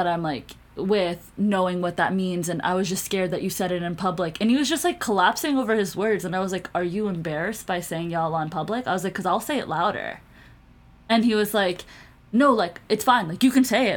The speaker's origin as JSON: {"language": "English", "country": "Pakistan", "said": "I shouldn't have identified myself as South Asian because I am like Pakistani"}